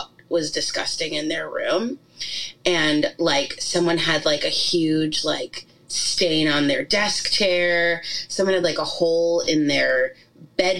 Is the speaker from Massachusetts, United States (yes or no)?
no; New York, United States; we grew up in New York